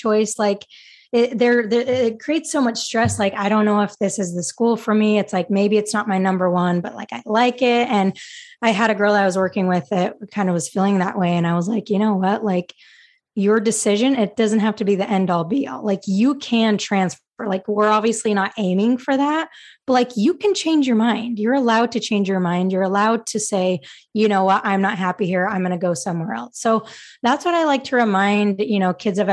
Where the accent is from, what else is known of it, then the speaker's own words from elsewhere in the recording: Utah, United States; moved away as an adult; also born or lived in Virginia; I wanted to stay close to home and I was from Utah